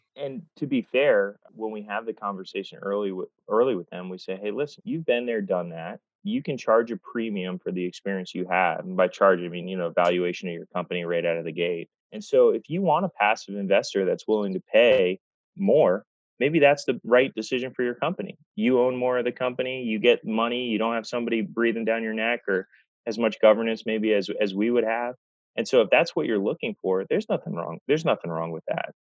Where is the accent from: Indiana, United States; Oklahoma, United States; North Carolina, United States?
North Carolina, United States; also born or lived in Massachusetts; I grew up in North Carolina